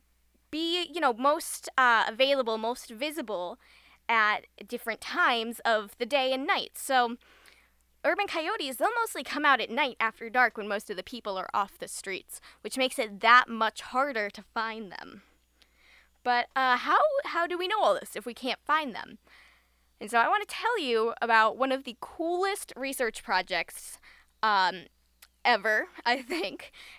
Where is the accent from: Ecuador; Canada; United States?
United States; Chicago, Illinois; So, for example, I am from the Chicago area, and we have a lot of big parks in the city.